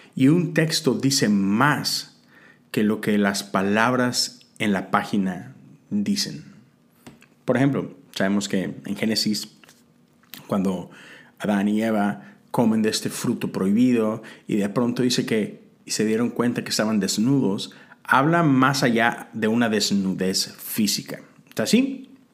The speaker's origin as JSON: {"language": "Spanish", "country": "Mexico", "moved": "as an adult", "lives_now": "United States", "said": "como mexicano, ahora americano, no tengo que renunciar a mi ciudadanía mexicana"}